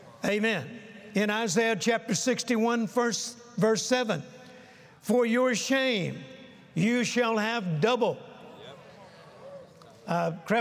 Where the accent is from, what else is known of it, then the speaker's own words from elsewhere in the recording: the South, United States; when I was a young boy, I was born in the South, and we Southern boys have a phrase